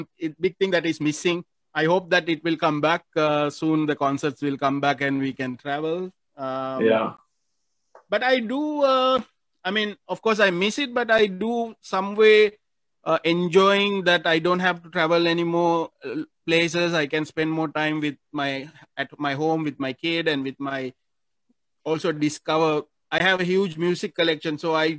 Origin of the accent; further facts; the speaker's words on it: Sri Lanka; now in Philippines; I don't feel like I'm a Sri Lankan here anymore. I feel like I'm actually a Filipino